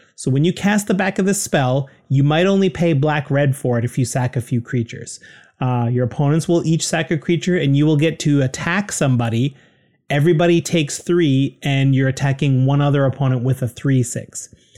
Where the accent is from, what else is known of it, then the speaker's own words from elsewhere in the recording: Canada; We're proud Canadian podcasters